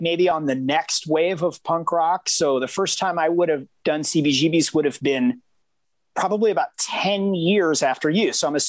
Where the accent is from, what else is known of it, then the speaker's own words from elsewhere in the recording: Hermosa Beach, California, United States; also born or lived in Queens, New York; I grew up in Hermosa Beach, California, the home of the mighty … I was born in Queens, New York, you know, the home of the mighty